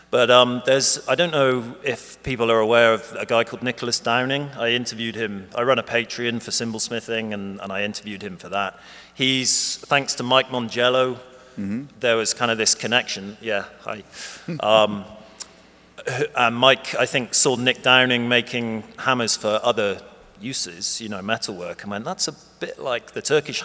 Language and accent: English; Bristol, South West England, United Kingdom